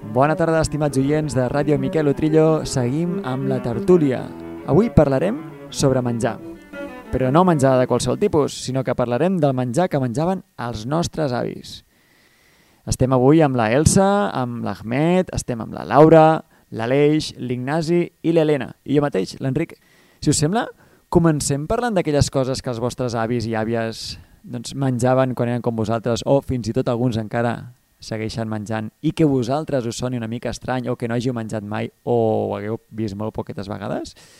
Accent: Ebro Delta, Catalonia, Spain; sóc del Delta de l'Ebre

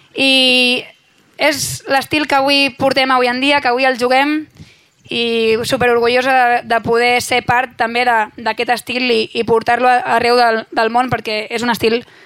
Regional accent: Sant Pere de Ribes, Catalonia, Spain; Jo sóc de Ribes, però Sitges és com casa meva també, som pobles veïns a 5 minuts

